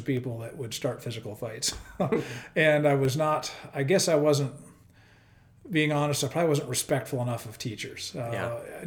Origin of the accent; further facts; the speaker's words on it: Sacramento, California, United States; moved away as an adult; now in Coeur d'Alene, United States; I grew up in Sacramento, California